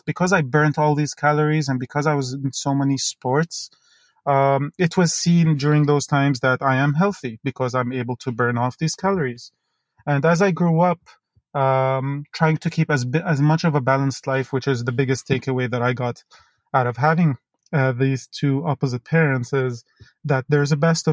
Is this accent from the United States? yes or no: no; Dubai, United Arab Emirates; I grew up in Dubai. I was born there to polar opposite parents